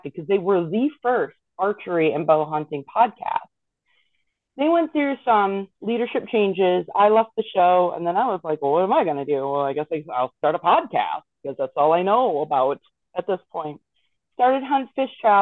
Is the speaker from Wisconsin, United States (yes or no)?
yes; Wisconsin, United States; I grew up in Wisconsin, you know, the land of deer hunting